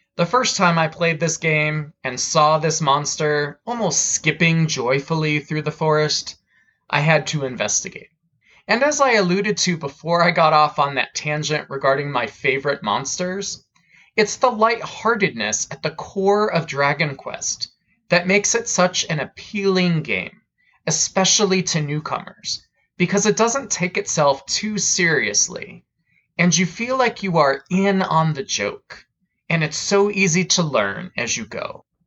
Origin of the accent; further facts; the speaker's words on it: United States; As an American